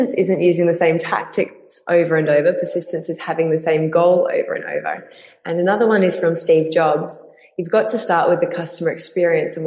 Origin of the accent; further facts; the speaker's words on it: Perth, Western Australia, Australia; my hometown in Perth